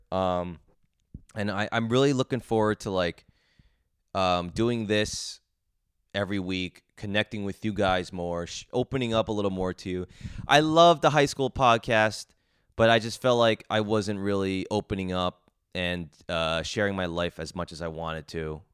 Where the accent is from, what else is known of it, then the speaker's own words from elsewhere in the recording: Edison, New Jersey, United States; moved away as an adult; now in New York City, United States; I grew up in Edison, New Jersey. I was there all twenty-two years, twenty-three years, then moved to New York City.